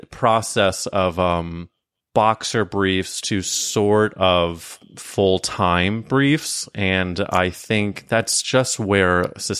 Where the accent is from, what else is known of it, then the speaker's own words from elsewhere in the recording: Midwest, United States; because I grew up in the Midwest, and I guess Charlotte is considered the South, I guess.